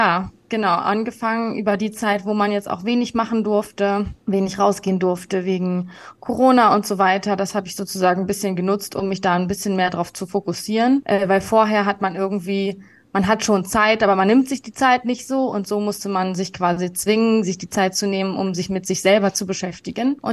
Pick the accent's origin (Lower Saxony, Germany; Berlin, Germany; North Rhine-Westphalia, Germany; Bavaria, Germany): Berlin, Germany; Genau, ich bin in Berlin geboren und aufgewachsen und ähm, meine Mutter kommt auch aus Berlin, also